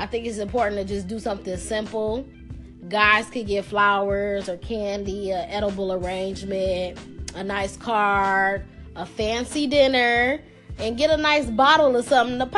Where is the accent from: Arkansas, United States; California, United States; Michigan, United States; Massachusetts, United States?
Michigan, United States; Detroit; I'm from Detroit, and you know, we have a Midwest thing that's called Sweetest Day